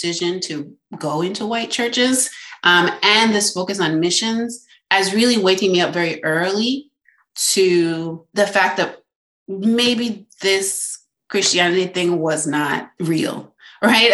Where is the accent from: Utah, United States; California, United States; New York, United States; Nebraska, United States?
New York, United States; also born or lived in Westchester; I'm from New York. We moved kind of souther in the state. So I was born in the city. We moved up to Westchester, but high up. And then we moved kind of down closer south.